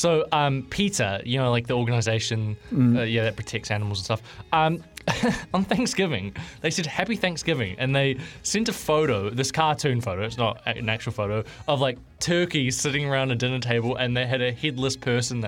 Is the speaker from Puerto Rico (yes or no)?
no; New Zealand; I'm a Kiwi